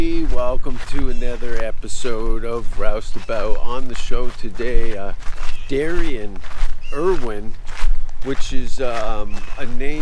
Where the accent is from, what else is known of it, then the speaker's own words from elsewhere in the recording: Canada; I'm a Canadian.